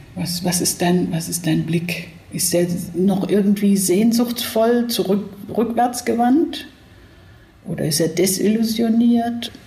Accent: Southern Germany, Germany; mir als Süddeutscher

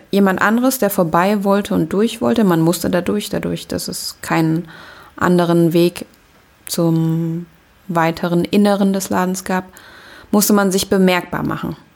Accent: Germany; Aber ich bin hier aufgewachsen und ja, es ist auch irgendwie meine Heimat.

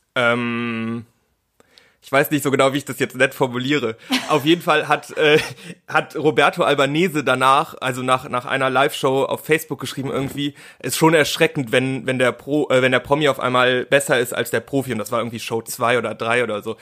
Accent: Cologne, North Rhine-Westphalia, Germany; ich komme ja aus Köln beziehungsweise aus der Nähe von Köln, da wohne ich mhm. jetzt inzwischen

